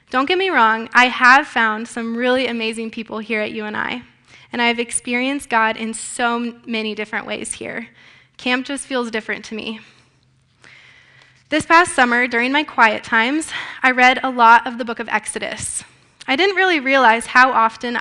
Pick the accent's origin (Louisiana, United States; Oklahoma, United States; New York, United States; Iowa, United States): Iowa, United States; Grimes; I am from Grimes, Iowa